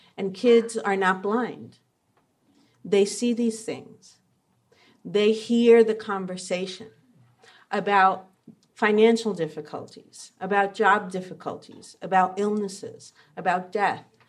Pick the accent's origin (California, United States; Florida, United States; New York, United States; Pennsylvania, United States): New York, United States; I was growing up in New York in the seventies